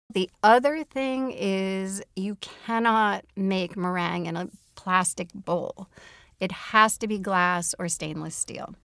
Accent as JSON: {"language": "English", "town": "Minneapolis", "region": "Minnesota", "country": "United States", "tie": "born or raised there", "said": "my hometown of Minneapolis and greater Minnesota"}